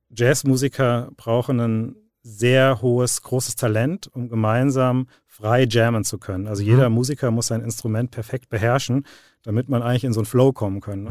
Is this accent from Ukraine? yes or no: no; Dreieich, Hesse, Germany; also born or lived in Frankfurt; Ich bin, äh, bin in Frankfurt geboren, äh, bin aber in Dreieich aufgewachsen